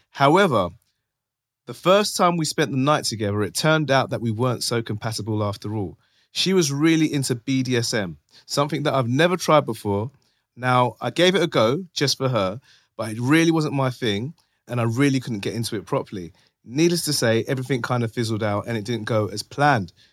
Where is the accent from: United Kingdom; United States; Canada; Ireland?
United Kingdom; London; from North London.